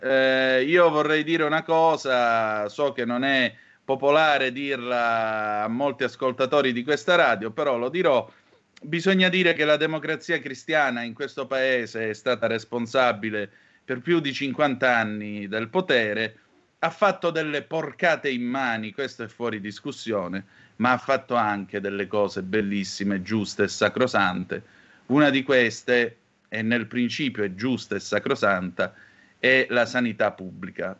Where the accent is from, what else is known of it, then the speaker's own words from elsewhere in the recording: Calabria, Italy; dalle mie parti in Calabria